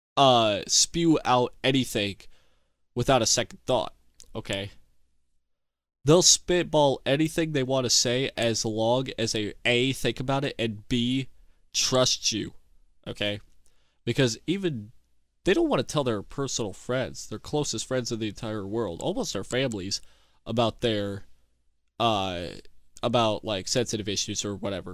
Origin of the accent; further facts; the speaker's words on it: United States; I'm an American